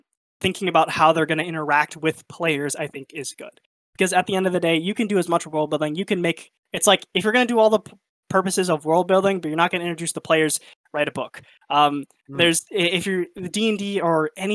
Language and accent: English; United States; I grew up in America and I'm largely white passing